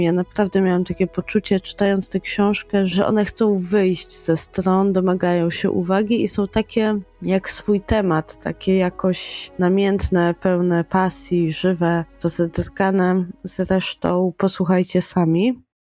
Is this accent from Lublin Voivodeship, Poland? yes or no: yes; Lublin, Lublin Voivodeship, Poland; do mojego rodzinnego miasta